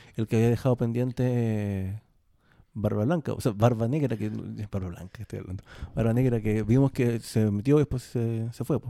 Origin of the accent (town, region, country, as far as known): Chile